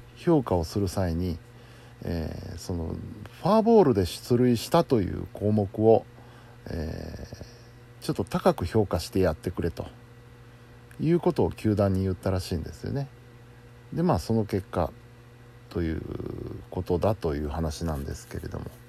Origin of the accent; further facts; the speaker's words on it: Kansai, Japan; 盛り上がらざるを得ませんよ関西人としては